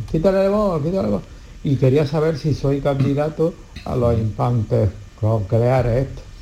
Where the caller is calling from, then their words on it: Granada, Andalusia, Spain; de Granada, tengo 77 años.